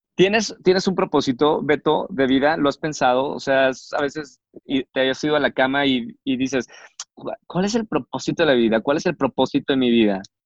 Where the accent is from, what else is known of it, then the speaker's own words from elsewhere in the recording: Monterrey, Nuevo León, Mexico; moved away; mi tierra, Monterrey